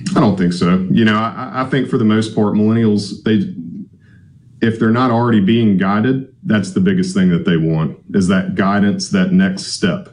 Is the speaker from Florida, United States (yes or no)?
no; Gulfport, Mississippi, United States; I was born and raised here in Gulfport